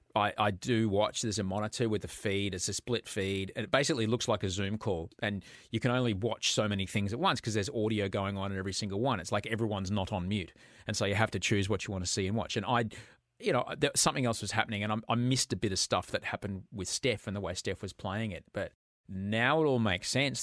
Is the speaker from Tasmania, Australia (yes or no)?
no; Brisbane, Queensland, Australia; moved away; also born or lived in United States / Sydney; I grew up in Brisbane